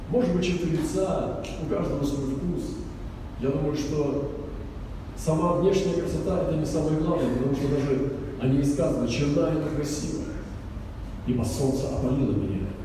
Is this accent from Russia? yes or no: yes; Russia; я приехал из России.